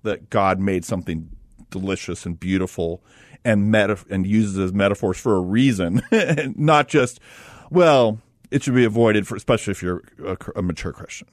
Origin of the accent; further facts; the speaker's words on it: Los Angeles, California, United States; I grew up in Los Angeles